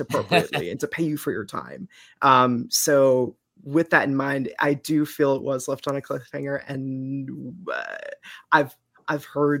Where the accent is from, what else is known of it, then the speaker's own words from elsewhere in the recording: Eastern Massachusetts, United States; I am from Eastern Mass and have lived there pretty much my whole life